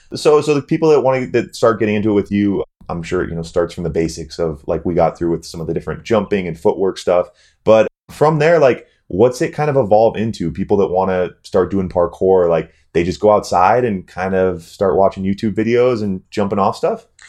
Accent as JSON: {"language": "English", "region": "North Dakota", "country": "United States", "tie": "born or raised there", "said": "as a young male growing up in North Dakota"}